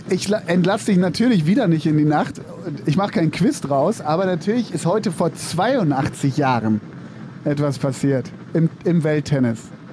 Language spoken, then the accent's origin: German; Münster, North Rhine-Westphalia, Germany; in Münster, in meiner Heimatstadt